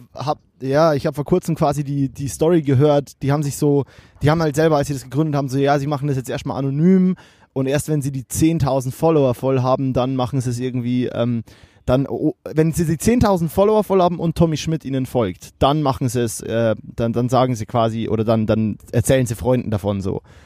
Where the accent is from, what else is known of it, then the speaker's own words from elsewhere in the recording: Kelheim, Bavaria, Germany; ich komme ja aus Kehlheim